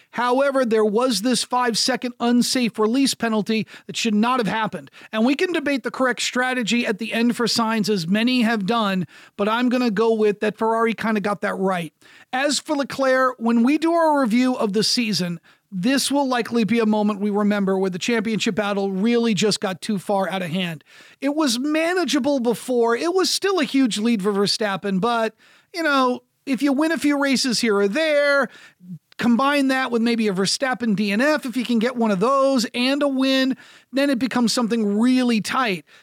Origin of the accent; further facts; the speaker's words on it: United States; as an American broadcaster